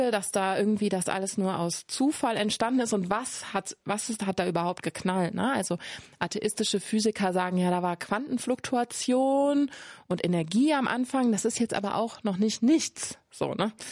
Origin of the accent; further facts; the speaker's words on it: Cologne, North Rhine-Westphalia, Germany; Ich komme aus Köln, da sagt man von nix kütt nix.